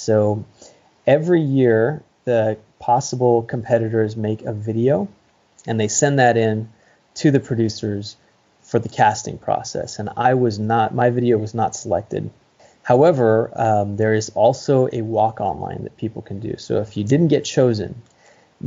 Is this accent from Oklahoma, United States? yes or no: no; Santa Cruz County, California, United States; I grew up in Santa Cruz County, California